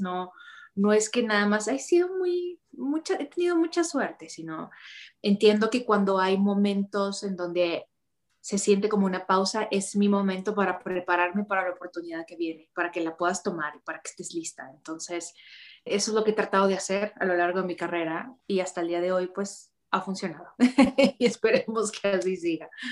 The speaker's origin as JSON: {"language": "Spanish", "town": "Ciudad Juárez", "region": "Chihuahua", "country": "Mexico", "moved": "as an adult", "lives_now": "Mexico City, Mexico", "said": "yo soy de Ciudad Juárez"}